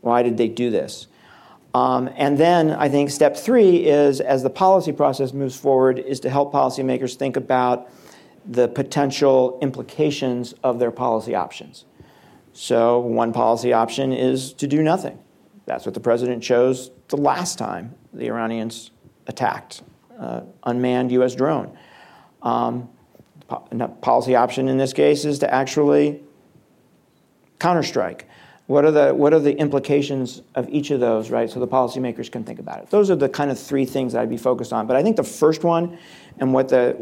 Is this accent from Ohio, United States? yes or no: yes; Ohio, United States; I'm from Ohio